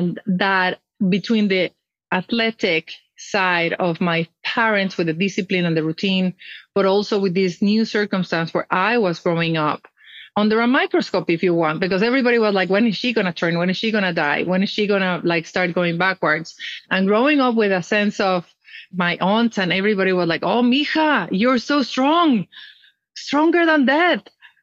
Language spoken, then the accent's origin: English; Mexico City, Mexico; moved away as an adult; also born or lived in Europe; I was born and raised in Mexico. I'm from the north of Mexico. I grew up in Mexico City